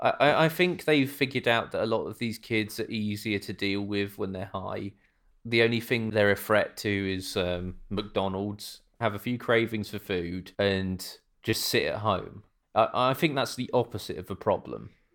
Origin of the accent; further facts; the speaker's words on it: United Kingdom; now in Norwich, United Kingdom; being British